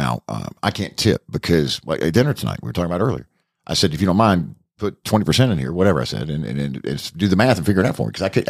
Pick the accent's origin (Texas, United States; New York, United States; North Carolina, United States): North Carolina, United States; now in Gainesville, United States; Now I'm from North Carolina. I'm about an hour from High Point.